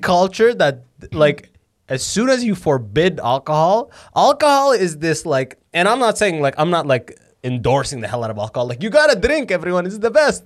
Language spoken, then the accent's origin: English; London, Ontario, Canada; first language Arabic; English is a second language; I grew up in London, mostly white people